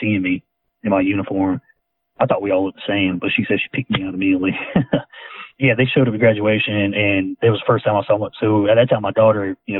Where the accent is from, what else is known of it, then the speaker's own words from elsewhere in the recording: Skipperville, Alabama, United States; also born or lived in Enterprise, Alabama; I actually grew up in a little town around Ozark called Skipperville, Alabama